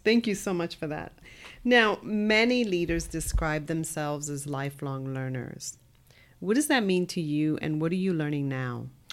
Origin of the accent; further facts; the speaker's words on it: New York City, New York, United States; I grew up in the South Bronx